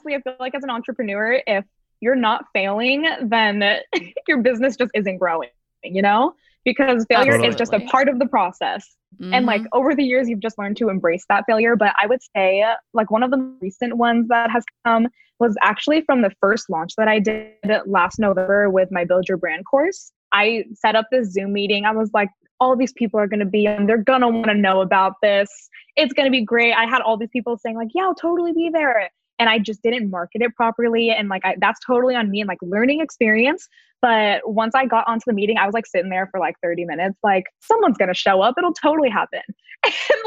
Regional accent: Glendora, California, United States; I am from Southern California, born and raised in a small town called Glendora.

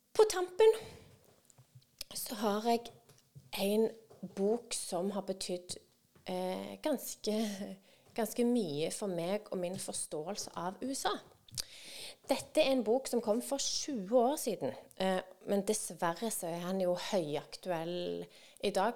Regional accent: Norway; oss som nordmenn

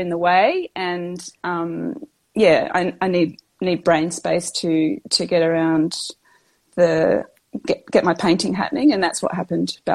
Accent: Western Australia, Australia; I'm West Australian. I live in down near Margaret River. You might have heard of Margaret River area, down in the southwest of Western Australia. Um, I am, well, I've just passed 50

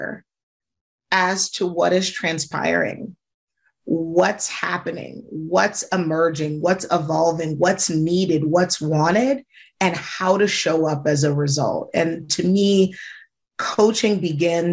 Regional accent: Michigan, United States; moved away; also born or lived in Georgia / New York City; I grew up in Michigan

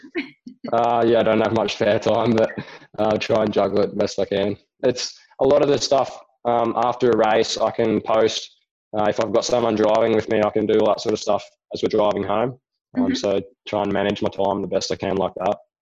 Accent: Rockhampton, Queensland, Australia; my hometown in Rockhampton

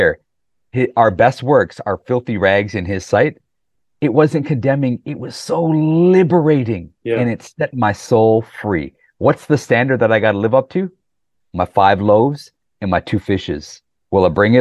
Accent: Canada; also born or lived in Pakistan; growing up in the 80s in Canada

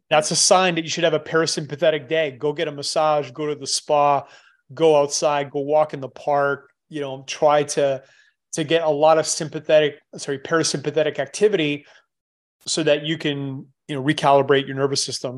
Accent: Canada; moved away; I'm Canadian. I, I left a long time ago

